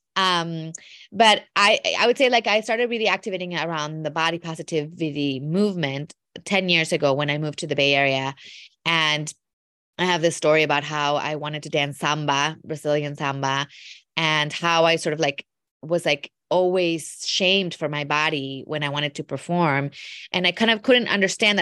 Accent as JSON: {"language": "English", "country": "Mexico", "tie": "born or raised there", "also_born_or_lived": "Wisconsin", "said": "I was born in Mexico, My mom is from Wisconsin, though, so I often think of myself as a immigrant American to Mexico 'cause I grew up in a household that was very, very Midwestern, um, in Mexico"}